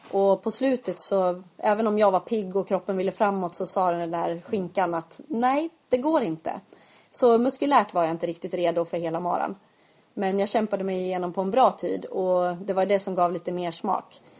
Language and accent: Swedish; Eksjö, Jönköping County, Sweden; Och jag märker ju att, att folk förknippar mig med att jag är från Eksjö.